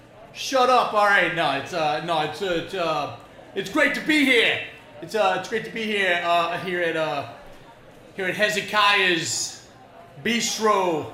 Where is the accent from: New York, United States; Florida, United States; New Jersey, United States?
New Jersey, United States; I'm from Jersey, so I don't know.